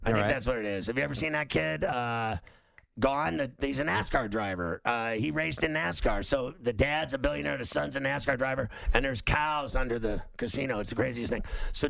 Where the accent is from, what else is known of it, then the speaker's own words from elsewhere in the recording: Pittsburgh, Pennsylvania, United States; I'm from Pittsburgh.